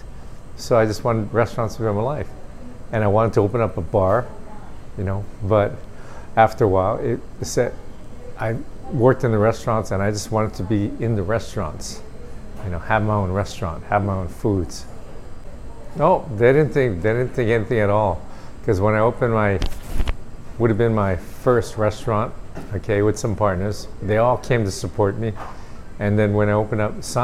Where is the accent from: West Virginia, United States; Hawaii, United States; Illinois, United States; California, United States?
Hawaii, United States; Aiea; I grew up in Aiea, on the island of Oahu.